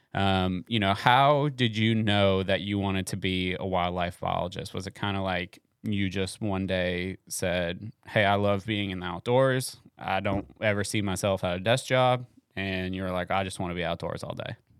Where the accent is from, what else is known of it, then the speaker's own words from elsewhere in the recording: Florida, United States; moved away; I grew up in Florida